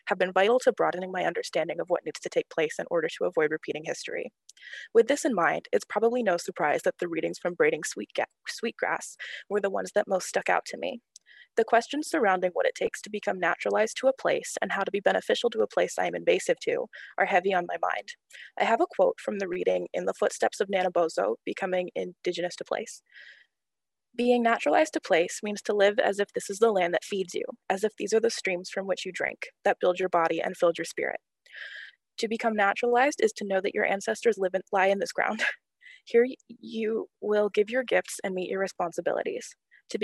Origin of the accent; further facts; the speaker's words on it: Jacksonville, North Carolina, United States; I'm a senior from Jacksonville, North Carolina